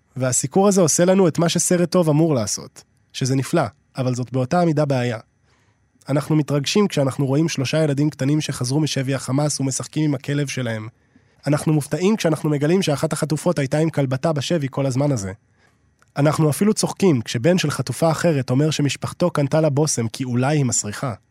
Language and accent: Hebrew; Israel; אני גם ישראלי